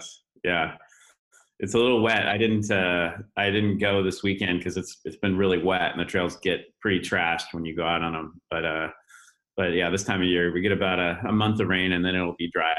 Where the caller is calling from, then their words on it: California, United States; I'm from California today.